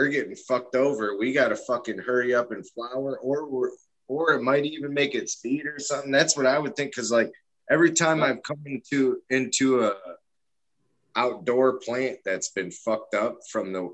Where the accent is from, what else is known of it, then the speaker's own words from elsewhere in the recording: Detroit, Michigan, United States; I'm from Detroit